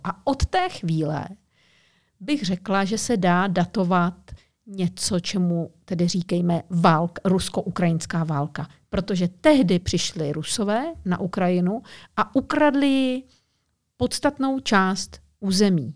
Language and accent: Czech; Czechia; moved away as an adult; also born or lived in Moscow, Russia; my tady Češi žijeme